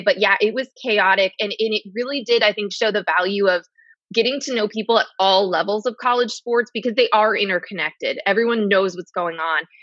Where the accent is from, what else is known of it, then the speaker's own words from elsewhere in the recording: United States; I grew up in New York or New Jersey, but New York sports.